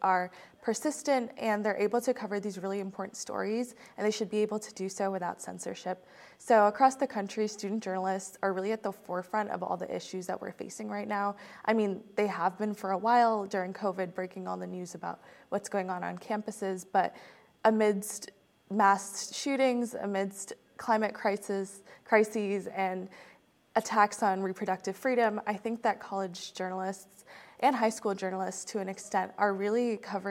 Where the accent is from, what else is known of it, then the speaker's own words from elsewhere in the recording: Virginia, United States; my home state of Virginia